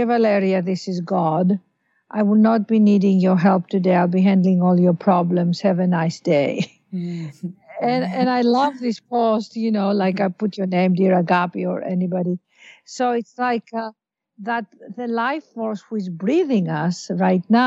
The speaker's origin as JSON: {"language": "English", "town": "Athens", "region": "Attica", "country": "Greece", "tie": "born or raised there", "also_born_or_lived": "London / Los Angeles / New York", "moved": "yes", "lives_now": "New York and Los Angeles, United States", "said": "we were born and raised in Athens, Greece"}